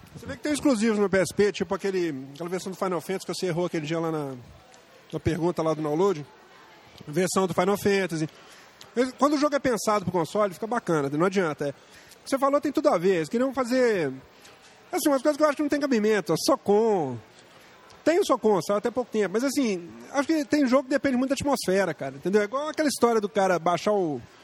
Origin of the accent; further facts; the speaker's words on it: Brazil; nós somos brasileiros